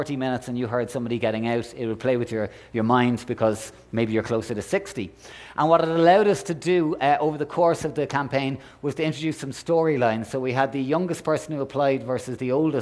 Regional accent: Ireland; I'm Irish

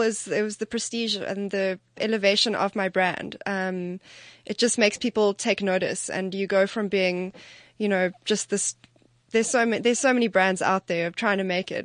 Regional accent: Johannesburg, Gauteng, South Africa; Growing up in Johannesburg

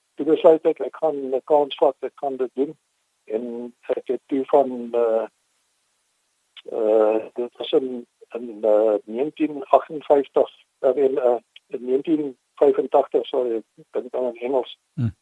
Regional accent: Mossel Bay, Western Cape, South Africa; first language English; Afrikaans is a second language; also born or lived in Port Elizabeth; now in George, South Africa; toe het ons Mosselbaai toe getrek toe ek so 3 jaar oud was

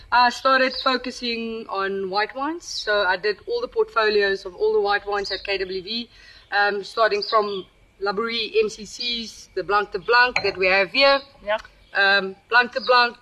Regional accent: Paarl, Western Cape, South Africa; also born or lived in Upington; I grew up in Paul. I was born in Uppington

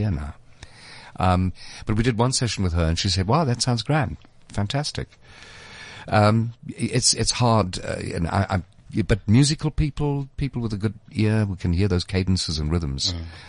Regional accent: Eastern Cape, South Africa; I grew up in the Eastern Cape

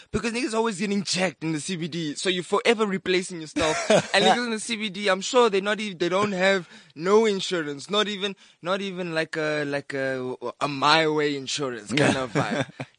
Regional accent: Bloemfontein, Free State, South Africa; born there; also born or lived in Cape Town / United Kingdom / Johannesburg; I was born in Bloemfontein, moved to Cape Town, moved to the UK, moved back to Cape Town. When we moved to Johannesburg, my parents just dropped me off in Bloemfontein again.

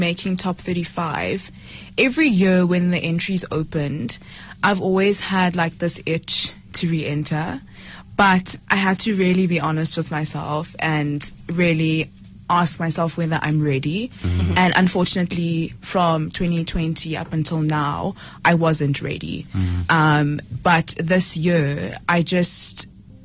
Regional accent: Johannesburg, Gauteng, South Africa; also born or lived in Polokwane, Limpopo; born in Pietersburg at the time before it was changed to Polokwane. I grew up in Flora Park. I went to PCS from grade 1 to 3 until we relocated to Johannesburg in 2005

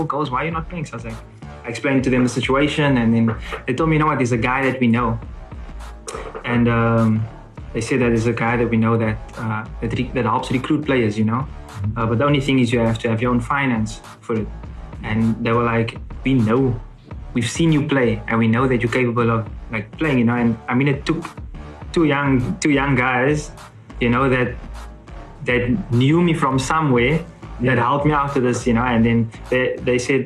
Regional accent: Cape Town, Western Cape, South Africa; moved away as an adult; also born or lived in Johannesburg; now in Finland; I'm from Cape Town

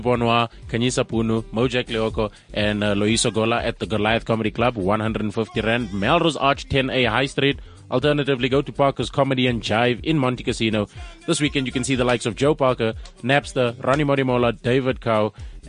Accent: Zimbabwe; No, no, because I'm from Zimbabwe, and that's like hardcore black

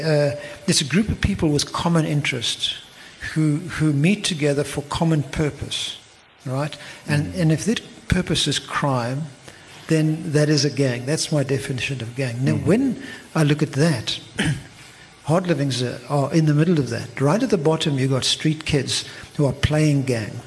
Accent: Eastern Cape, South Africa; now in Cape Town, South Africa; I come from the Eastern Cape

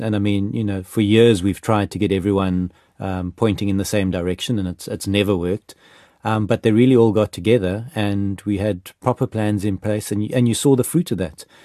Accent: South Africa; as a South African

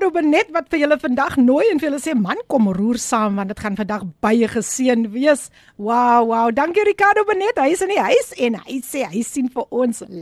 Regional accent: Abbotsdale, Western Cape, South Africa; van Abbotsdale, wees gegroet in die oorwinnende naam van Koning Jesus.

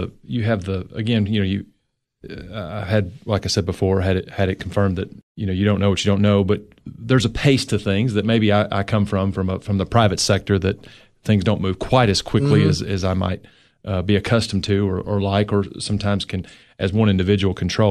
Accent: Cookeville, Tennessee, United States; also born or lived in San Diego; Not born here. Moved when I was four

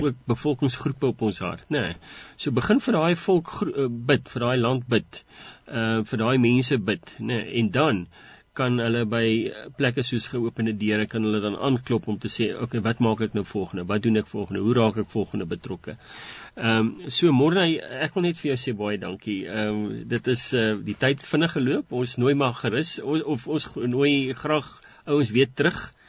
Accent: South Africa; ons as Suid-Afrikaners

